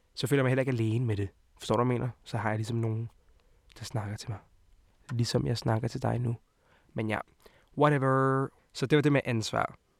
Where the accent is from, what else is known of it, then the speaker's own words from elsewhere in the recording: Hvidovre, Capital Region of Denmark, Denmark; also born or lived in Montenegro; Jeg kommer fra Montenegro af og fra Hvidovre af